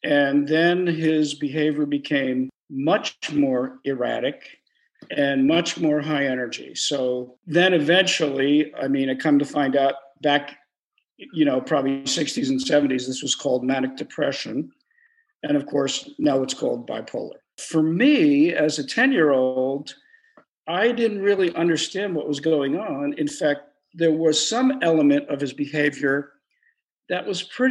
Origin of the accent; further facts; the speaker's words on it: Trenton, New Jersey, United States; I grew up in Trenton, New Jersey